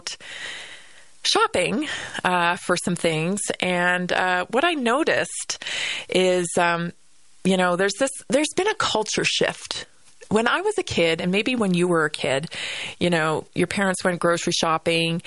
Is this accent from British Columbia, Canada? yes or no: yes; Vancouver Island, British Columbia, Canada; also born or lived in Northern Colorado, United States; now in Colorado, United States; growing up on Vancouver Island